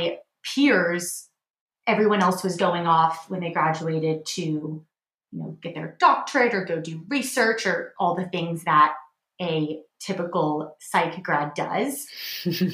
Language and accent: English; Houston, Texas, United States; also born or lived in Ohio; I'm from Houston, Texas, and that's where I currently live